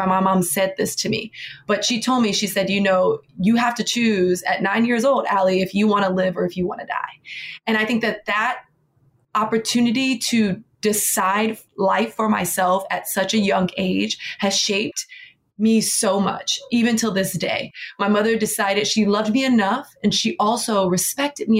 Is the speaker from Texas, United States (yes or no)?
no; Miami, Florida, United States; now in New York City, United States; Born and raised in Miami, Florida. I live in New York City